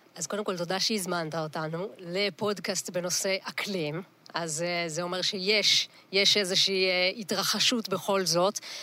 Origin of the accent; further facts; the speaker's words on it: Kiryat Yam, Haifa District, Israel; נולדתי וגדלתי בקריית ים